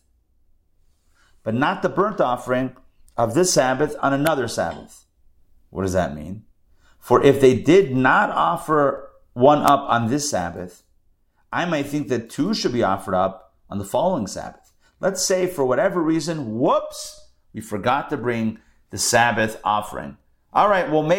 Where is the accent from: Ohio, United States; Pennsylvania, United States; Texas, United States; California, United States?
Pennsylvania, United States; Pittsburgh; growing up in Pittsburgh, there was a department store called Kaufman's.